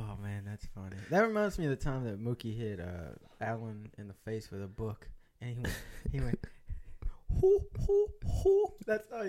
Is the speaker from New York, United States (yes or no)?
no; Kentucky, United States